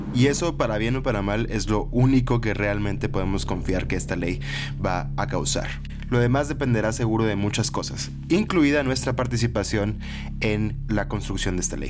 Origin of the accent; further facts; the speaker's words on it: Monterrey, Nuevo León, Mexico; Como buen regio